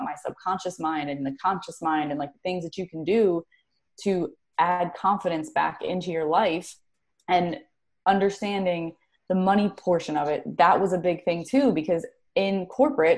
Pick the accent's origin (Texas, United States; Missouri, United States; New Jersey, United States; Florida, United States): New Jersey, United States; moved away as an adult; also born or lived in Carolina; I am based out of currently New Jersey. I'm from New Jersey, but I did live in Carolina for like 10 years